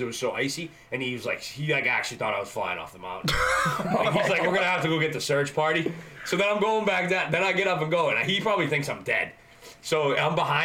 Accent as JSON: {"language": "English", "town": "Canton", "region": "Massachusetts", "country": "United States", "tie": "born or raised there", "said": "I grew up in Blue Hills. In Canton"}